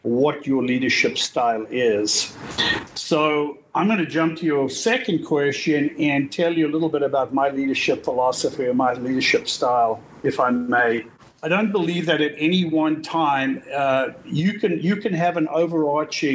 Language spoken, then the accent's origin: English; South Africa; now in United States; I'm originally from South Africa. Moved to the United States in 1979